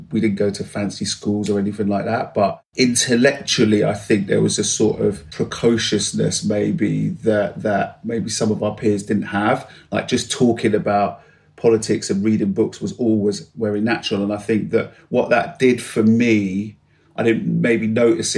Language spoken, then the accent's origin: English; London, United Kingdom; I grew up in West London.